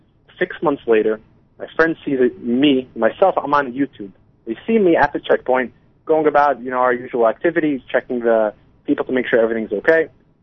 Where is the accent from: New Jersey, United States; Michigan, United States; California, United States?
New Jersey, United States; moved away as an adult; now in Israel; So, I was born and raised in New Jersey, and I made Aliyah back in 2008.